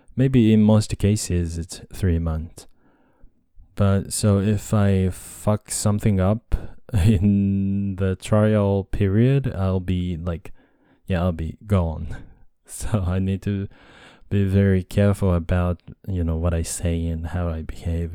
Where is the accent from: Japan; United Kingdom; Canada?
Japan; English is a second language; also born or lived in United States; I'm a Japanese guy and English is my second language